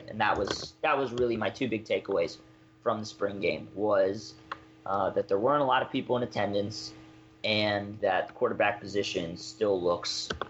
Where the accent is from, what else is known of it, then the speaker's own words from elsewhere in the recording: Georgia, United States; moved away; I'm a Southern guy. I grew up in Georgia